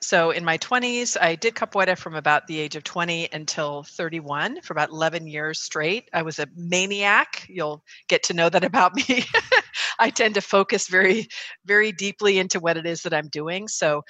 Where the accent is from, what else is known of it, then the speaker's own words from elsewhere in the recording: California, United States; So for me, I think probably the first significant time that I recognized my own leadership qualities was when I grew up in the Bay Area.